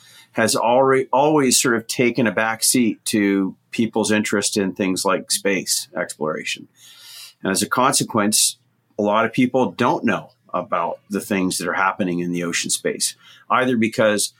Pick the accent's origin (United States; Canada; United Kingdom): Canada; also born or lived in Barbados; I grew up in Canada, probably about as far away from the ocean as you could get.